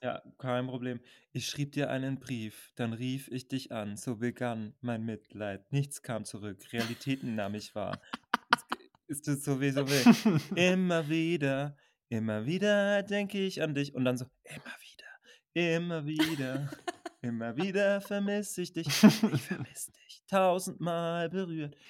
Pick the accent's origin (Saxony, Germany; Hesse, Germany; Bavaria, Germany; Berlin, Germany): Berlin, Germany; komme aus Berlin